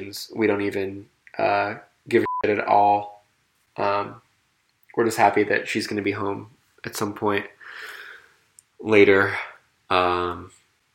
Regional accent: South Burlington, Vermont, United States; my hometown of South Burlington, Vermont

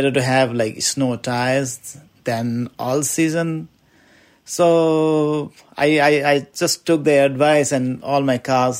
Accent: Nepal; now in Burlington, United States; And I live in Burlington, Vermont. I came from Nepal, and this is my 8th year in Vermont, and I love this place.

